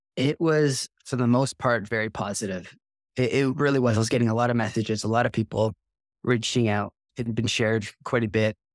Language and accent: English; Toronto, Ontario, Canada; I grew up in Toronto, just north of Toronto